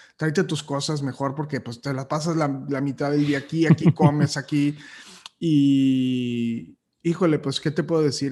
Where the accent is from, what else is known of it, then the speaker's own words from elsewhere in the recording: Matamoros, Tamaulipas, Mexico; moved away as an adult; yo soy de Matamoros y yo me vine aquí a los 18 años